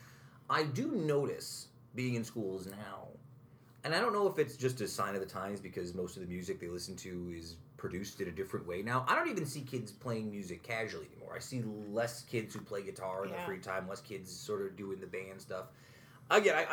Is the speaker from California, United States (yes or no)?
no; Utica, New York, United States; I'm a Proctor guy growing up